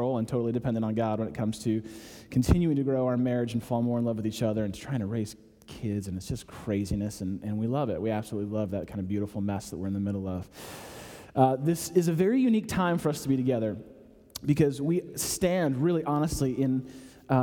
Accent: Chicago, Illinois, United States; now in Atlanta, United States; I'm from Chicago

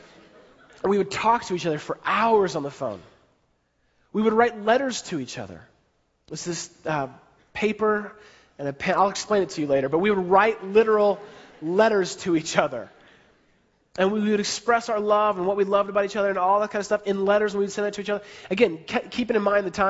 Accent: San Francisco, California, United States; I grew up in San Francisco, so I was living in San Francisco

